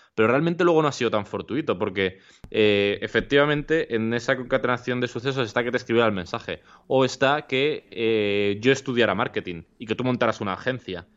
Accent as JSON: {"language": "Spanish", "town": "Alcorcón", "region": "Community of Madrid", "country": "Spain", "said": "yo soy de Alcorcón"}